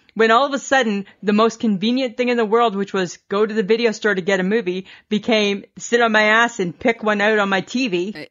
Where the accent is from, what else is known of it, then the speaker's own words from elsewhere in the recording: Ontario, Canada; I'm from Ontario